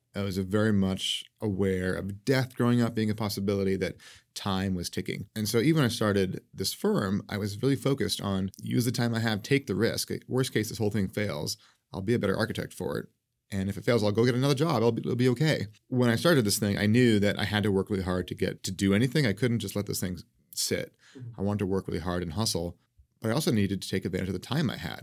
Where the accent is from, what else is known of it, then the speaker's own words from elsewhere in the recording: New England, United States; also born or lived in New York City; now in Seattle, United States; I grew up in New England in this little town